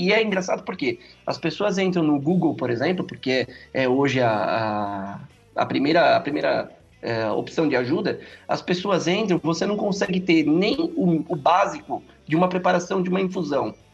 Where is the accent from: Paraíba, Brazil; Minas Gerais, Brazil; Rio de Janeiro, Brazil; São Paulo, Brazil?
São Paulo, Brazil; São Bernardo do Campo; eu sou aqui de São Bernardo do Campo, São Paulo